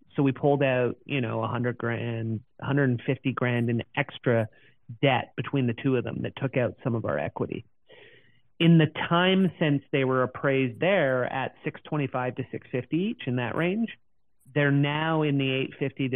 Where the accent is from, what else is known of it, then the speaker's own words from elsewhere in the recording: Canada; as a Canadian